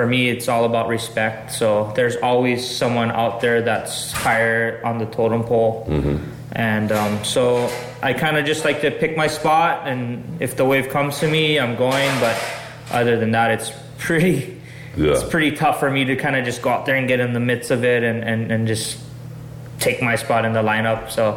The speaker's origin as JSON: {"language": "English", "region": "Hawaii", "country": "United States", "tie": "born or raised there", "said": "being a young kid from the middle of the island"}